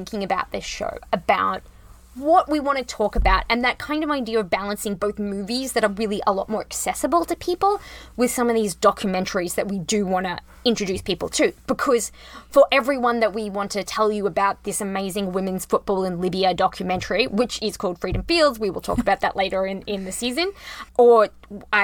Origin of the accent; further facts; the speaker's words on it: Rockhampton, Queensland, Australia; accent: Australian; moved away; I grew up in a country, Australia.